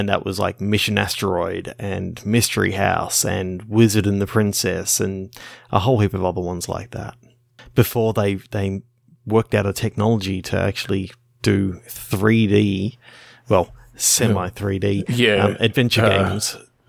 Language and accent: English; Australia; Being an Australian